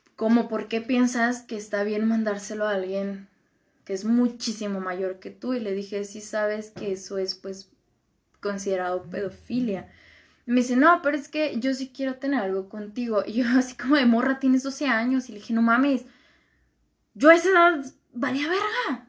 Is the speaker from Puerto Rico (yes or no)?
no; Michoacán, Mexico; pues de Michoacán